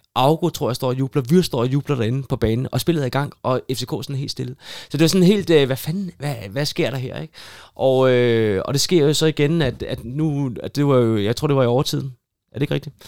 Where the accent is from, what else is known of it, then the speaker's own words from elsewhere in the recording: Hillerød, Capital Region of Denmark, Denmark; moved away as an adult; also born or lived in Aalborg / Odense / Rotterdam; jeg er født og opvokset i Hillerød